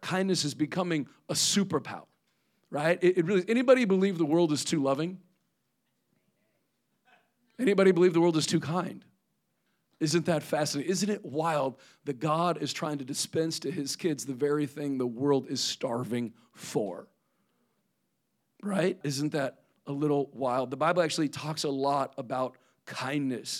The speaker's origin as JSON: {"language": "English", "region": "Midwest", "country": "United States", "tie": "born or raised there", "moved": "yes", "said": "I am from the Midwest. I was born and raised in the cornfields"}